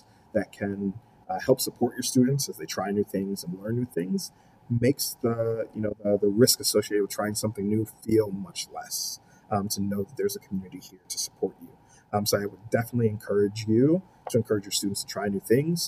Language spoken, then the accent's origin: English; Philadelphia, Pennsylvania, United States; moved away as an adult; now in Buffalo, United States; growing up in Philly